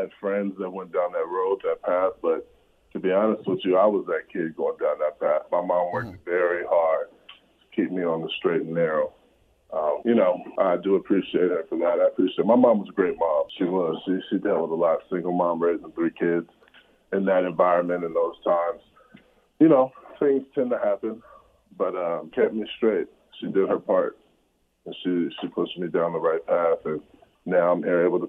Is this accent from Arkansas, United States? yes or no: no; Compton, California, United States; It was pretty tough. You know, of course, we were, you know, a family in poverty.